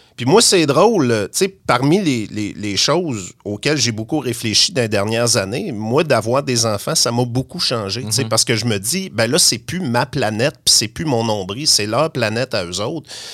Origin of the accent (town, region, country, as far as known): Saguenay, Quebec, Canada